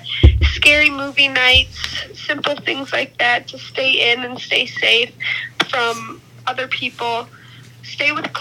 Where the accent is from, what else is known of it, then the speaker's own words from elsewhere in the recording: Coal City, Illinois, United States; I'm from Coal City, Illinois